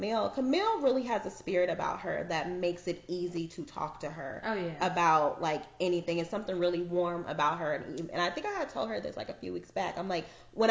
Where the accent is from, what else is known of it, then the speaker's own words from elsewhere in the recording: Arizona, United States; I grew up in Arizona